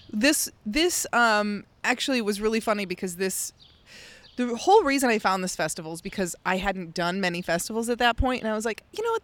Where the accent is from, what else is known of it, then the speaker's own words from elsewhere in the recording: outside of Chicago, Illinois, United States; moved away; growing up outside of Chicago, I would go to the Shed Aquarium